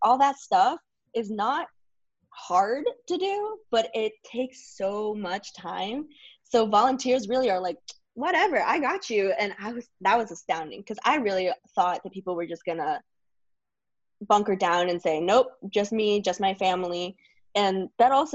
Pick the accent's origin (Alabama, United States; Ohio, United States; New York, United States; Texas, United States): Ohio, United States; Blue Ash; also born or lived in Mexico; I grew up in Blue Ash